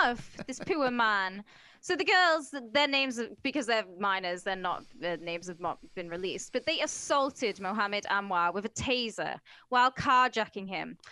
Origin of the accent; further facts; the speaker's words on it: United Kingdom; I'm British, mate.